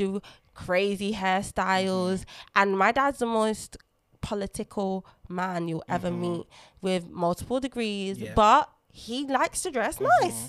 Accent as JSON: {"language": "English", "region": "London", "country": "United Kingdom", "tie": "born or raised there", "first_language": "Lingala", "second_language": "English", "said": "I was born in London, but I came from a very heavy cultured Congolese family and household. My first language was Lingala"}